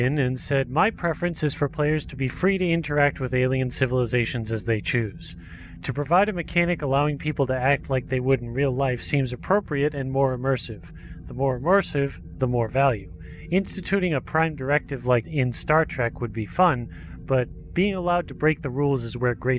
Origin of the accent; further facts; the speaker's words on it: Canada; As a Canadian, I will miss those metric conversions.